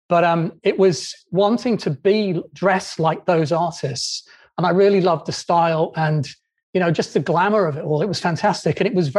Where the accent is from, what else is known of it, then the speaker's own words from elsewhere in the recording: Doncaster, Yorkshire and the Humber, United Kingdom; moved away; growing up in Doncaster